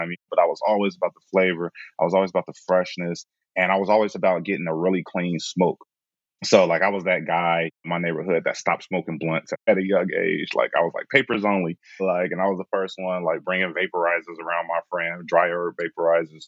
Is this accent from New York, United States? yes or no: no; Chicago, Illinois, United States; I am from Chicago